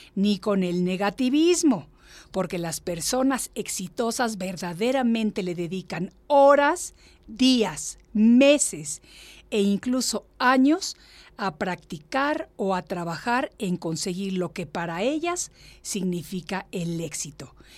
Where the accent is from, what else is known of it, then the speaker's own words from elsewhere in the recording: Mexico; moved away; Yo también estoy recientemente reubicada a mi México, porque yo estuve viviendo fuera de México 36 años